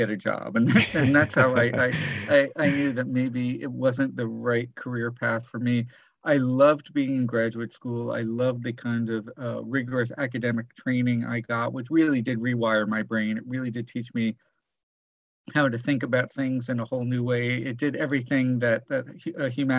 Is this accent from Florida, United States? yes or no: yes; South Florida, United States; I grew up in South Florida